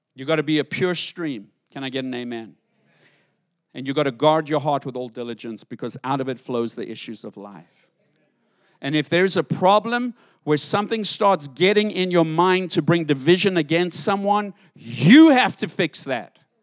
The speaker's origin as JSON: {"language": "English", "country": "South Africa", "tie": "born or raised there", "moved": "yes", "lives_now": "United States", "said": "I grew up in South Africa, different world to live in."}